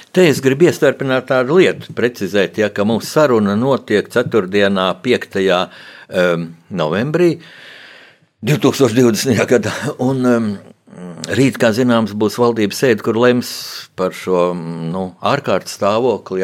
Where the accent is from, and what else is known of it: Latvia